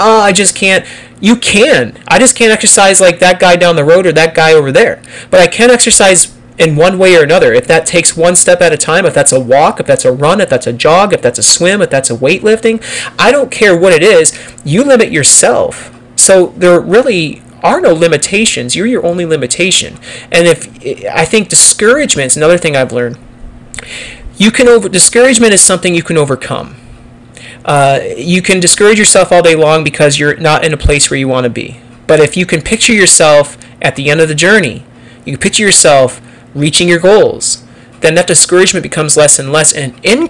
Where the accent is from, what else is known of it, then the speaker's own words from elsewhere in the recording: Pennsylvania, United States; now in Texas, United States; Like, I moved from Pennsylvania to Texas, and culture is a little different here.